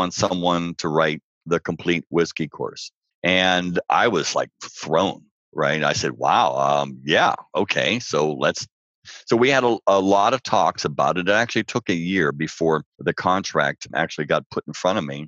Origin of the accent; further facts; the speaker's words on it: Pittsburgh, Pennsylvania, United States; moved away; also born or lived in New York City; I grew up in Pittsburgh.